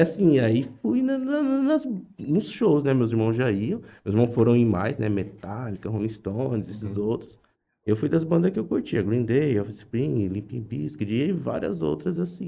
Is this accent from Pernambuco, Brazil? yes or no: no; Jales, São Paulo, Brazil; also born or lived in Japan; eu sempre nasci, cresci em Jales